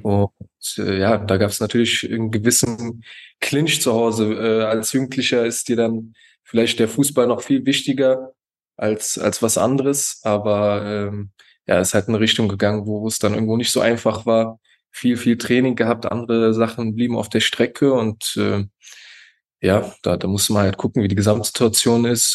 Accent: Leverkusen, North Rhine-Westphalia, Germany; also born or lived in United States; now in Cologne, Germany; ursprünglich komme ich aus Leverkusen, da bin ich auch aufgewachsen

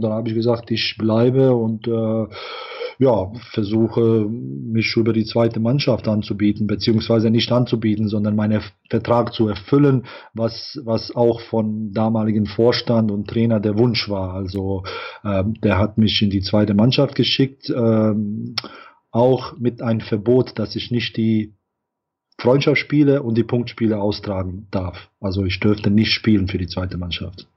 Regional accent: Bosnia & Herzegovina; moved away; also born or lived in Ireland; wir stammen natürlich alle aus Bosnien

